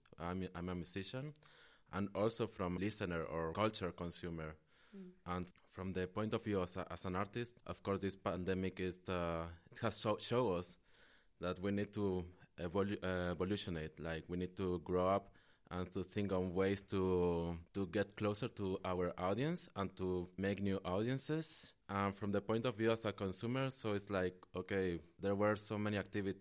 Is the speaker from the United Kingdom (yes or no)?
no; Mexico; also born or lived in Nicaragua; now in Netherlands; I'm from Mexico and Nicaragua, from both countries.